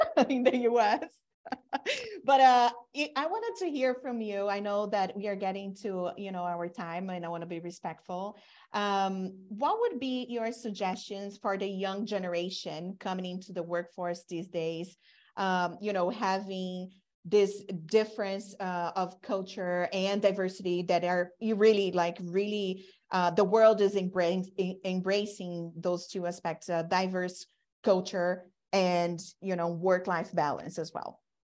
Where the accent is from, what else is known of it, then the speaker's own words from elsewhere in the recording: Brazil; now in United States; I'm from Brazil, I'm Latina, I've been in the U S throughout my career